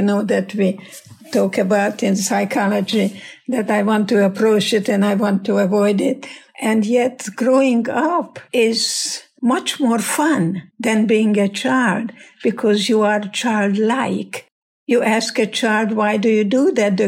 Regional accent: Hungary; English is a second language; moved away as an adult; now in United States; And I'm Hungarian, and my English is your English

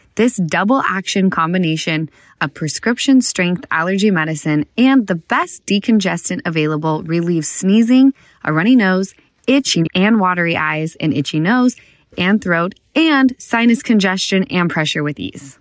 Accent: Utah, United States; now in Los Angeles, United States; We grew up in Utah together

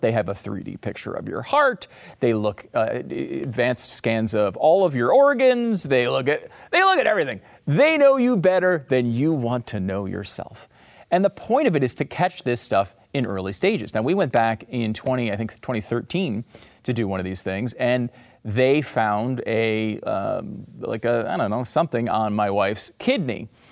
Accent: United States; As an American

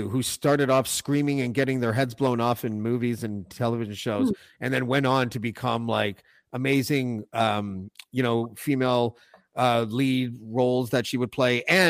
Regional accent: Montreal, Quebec, Canada; born there; I don't speak French. I was born in Montreal. I spent all my summers in Lac Bleu, which is, I don't know where, somewhere.

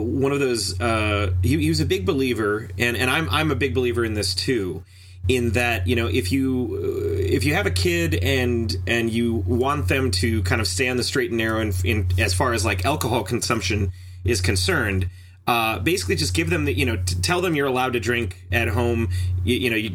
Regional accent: Superior, Wisconsin, United States; I'm originally from Superior, Wisconsin, which is just hours away from the Canadian border

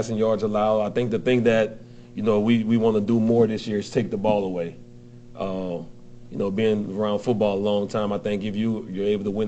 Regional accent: New Orleans, Louisiana, United States; moved away; I'm originally from New Orleans

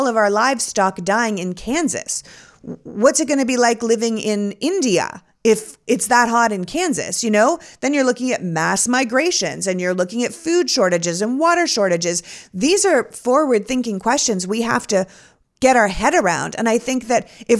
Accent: Canada; now in United States; I grew up in Canada

